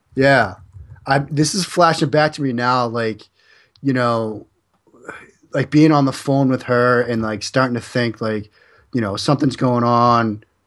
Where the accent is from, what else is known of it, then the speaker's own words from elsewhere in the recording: Waltham, Massachusetts, United States; I grew up in Waltham